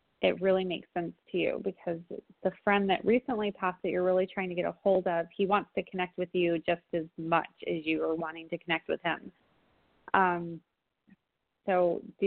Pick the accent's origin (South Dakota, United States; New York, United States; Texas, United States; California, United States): California, United States; San Diego; from my hometown, San Diego.